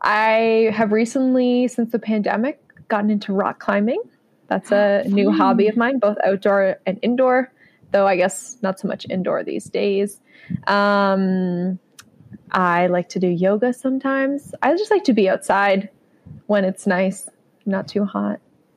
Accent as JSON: {"language": "English", "town": "Elmira", "region": "New York", "country": "United States", "tie": "born or raised there", "said": "I grew up in Elmira."}